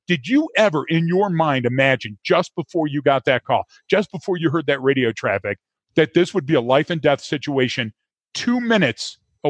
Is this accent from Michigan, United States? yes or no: yes; Detroit, Michigan, United States; the bike that I grew up with in Detroit